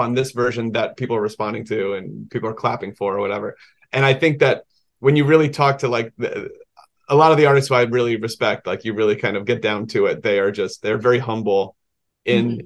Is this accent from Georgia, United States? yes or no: yes; Georgia, United States; the public library in this town I grew up in Georgia